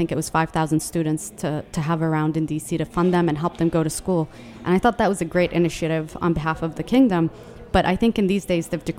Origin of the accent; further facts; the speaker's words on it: Yemen; I'm from Yemen and it's the poorest country in the entire Arabian Peninsula, and it's under Saudi Arabia and near the UAE